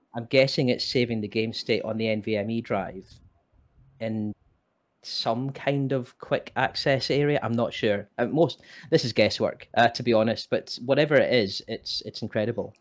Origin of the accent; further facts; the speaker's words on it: Scotland, United Kingdom; moved away as an adult; also born or lived in England / Northern Ireland; I was born and bred in Scotland